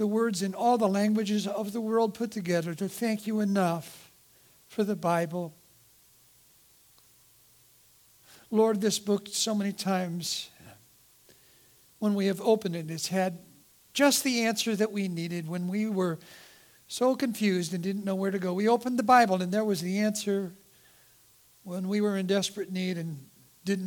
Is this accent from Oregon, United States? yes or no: yes; Eugene, Oregon, United States; I grew up in Eugene, Oregon